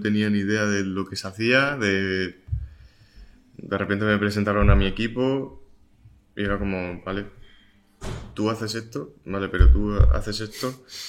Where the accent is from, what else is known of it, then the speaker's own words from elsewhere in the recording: Murcia, Region of Murcia, Spain; mi tierra, ¿no? De donde he estado siempre